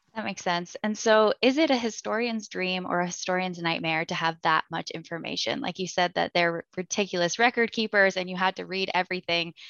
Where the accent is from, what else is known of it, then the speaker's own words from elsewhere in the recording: Canada; I'm Canadian